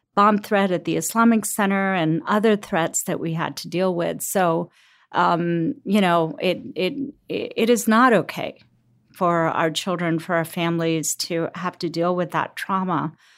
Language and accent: English; Cincinnati, Ohio, United States; also born or lived in Lahore, Pakistan; I grew up in Cincinnati. I'm a Cincinnati girl.